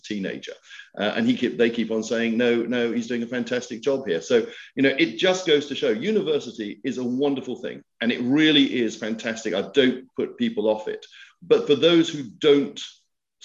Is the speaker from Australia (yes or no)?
no; Scotland, United Kingdom; moved away as an adult; also born or lived in France; I'm Scottish